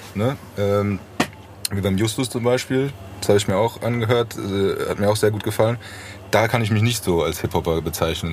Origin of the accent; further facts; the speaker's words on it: Frankfurt, Hesse, Germany; ich bin in Braunheim aufgewachsen